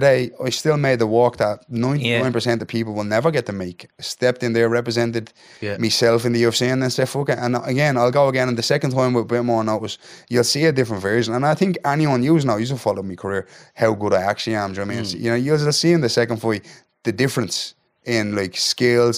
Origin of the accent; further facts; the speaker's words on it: Dublin, Leinster, Ireland; the north inner city of Dublin, Ireland.